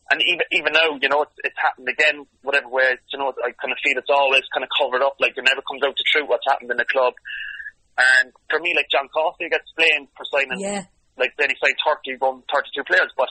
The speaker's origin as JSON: {"language": "English", "town": "Cork", "region": "Munster", "country": "Ireland", "tie": "born or raised there", "said": "I stayed in Cork City for 650 euro a week because I was thinking, do you know what, I'm going to stay here, it's my hometown"}